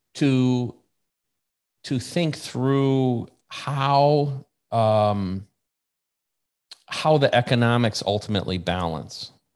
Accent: United States; I'm American

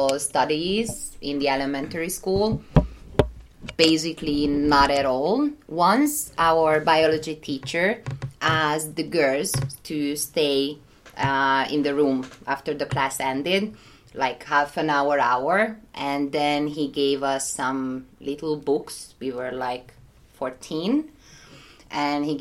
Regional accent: Budapest, Hungary; moved away as an adult; now in Krakow, Poland; I'm from Hungary, originally from Budapest. I'm living in Krakow for 6 years.

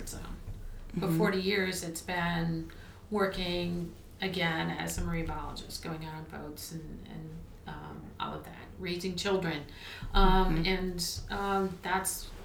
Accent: Massachusetts, United States; moved away as an adult; also born or lived in Maine; now in Pascagoula, United States; I'm originally from Massachusetts, went to school there and in Maine, and found my way down to Pascagoula, Mississippi, which is on the Mississippi Gulf Coast 40 or so years ago.

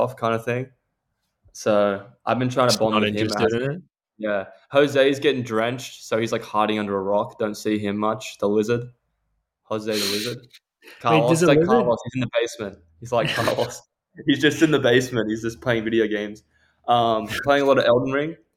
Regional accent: Cronulla, New South Wales, Australia; we come from Cronulla

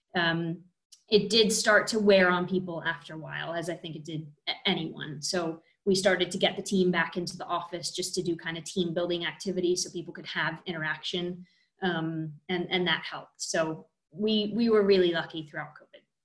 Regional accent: United States; I am American

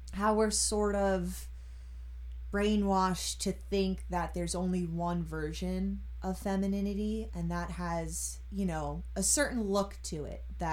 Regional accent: Long Island, New York, United States; I grew up here on Long Island.

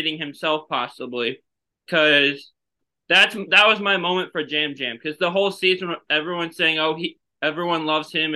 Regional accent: St. Louis, Missouri, United States; I'm from St. Louis, Missouri

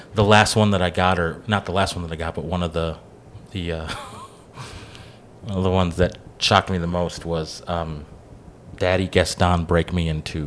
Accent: Kenosha County, Wisconsin, United States; I grew up in the Kenosha County area

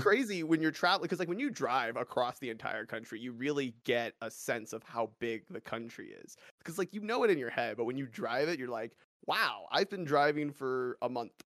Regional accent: Los Angeles, California, United States; moved away as an adult; now in Colorado, United States; I grew up in California in, like, the suburbs of Los Angeles for my entire life

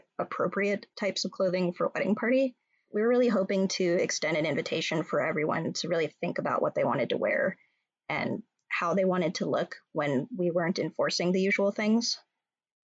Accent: California, United States; moved away as an adult; also born or lived in New York; now in Minnesota, United States; I'm from California, and I have a lot of ties to New York

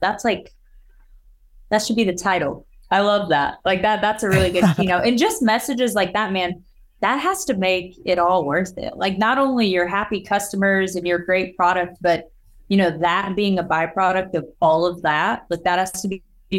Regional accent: Missouri, United States; So we're both from Missouri.

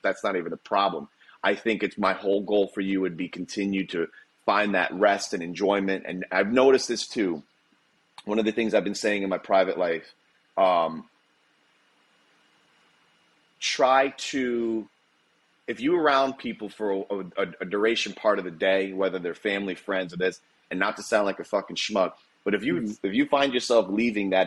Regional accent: Palm Coast, Florida, United States; We grew up in the Palm Coast area

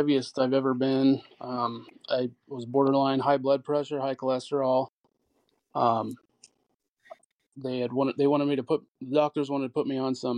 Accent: Norfolk, Nebraska, United States; moved away as an adult; now in Omaha, United States; I'm from Norfolk originally. I've moved up here probably 12 years ago now

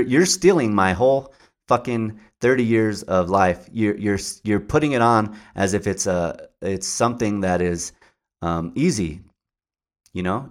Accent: Albuquerque, New Mexico, United States; I grew up, uh, uh, in the, the west side of Albuquerque.

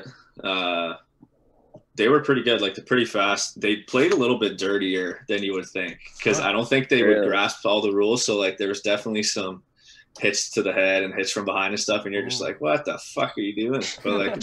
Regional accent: Canada; we're from Canada

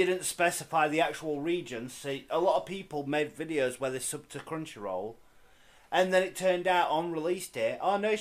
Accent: United Kingdom; I might be British, but I'm not Welsh

